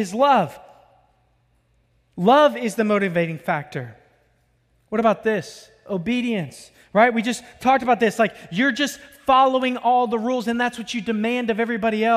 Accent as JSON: {"language": "English", "region": "Florida", "country": "United States", "said": "I'm from Florida"}